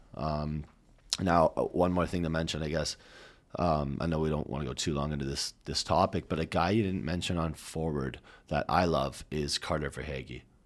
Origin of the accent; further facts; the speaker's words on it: Canada; we're Canadian